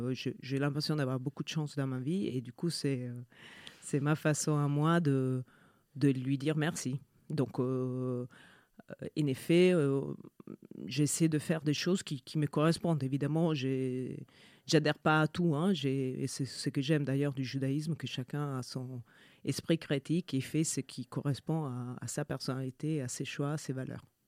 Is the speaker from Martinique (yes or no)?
no; Italy; French is a second language; moved away; je suis euh, italienne. mes deux parents sont italiens